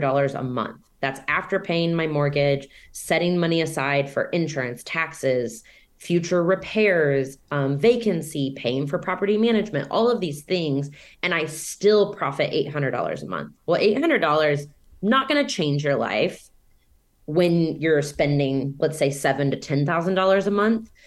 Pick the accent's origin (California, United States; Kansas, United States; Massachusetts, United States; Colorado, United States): Kansas, United States; Overland Park; moved away as an adult; also born or lived in South America; my hometown, Overland Park, Kansas